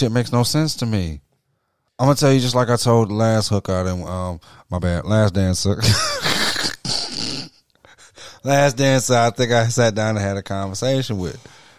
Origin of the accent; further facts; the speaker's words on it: Detroit, Michigan, United States; I'm from Mack and Van Dyke.